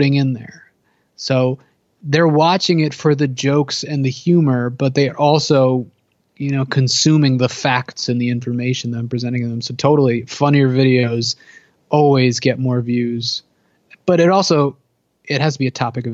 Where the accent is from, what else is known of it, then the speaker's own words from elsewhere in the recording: New Jersey, United States; I'm from New Jersey, East Coast. I'm like half hour away from New York City.